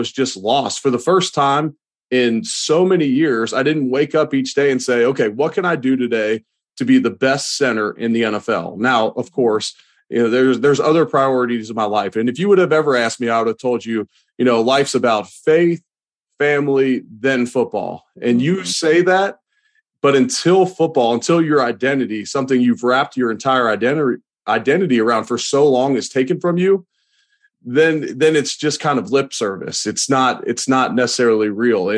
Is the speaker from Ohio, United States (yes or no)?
yes; Cincinnati, Ohio, United States; moved away; also born or lived in Louisville, Kentucky / Buffalo, New York; I'm originally from Cincinnati, Ohio.